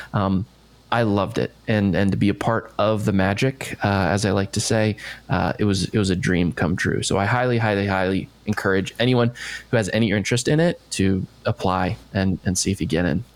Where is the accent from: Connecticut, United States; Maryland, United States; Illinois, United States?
Maryland, United States; Bethesda; moved away; I'm from just outside D.C. in oh, okay. Bethesda, Maryland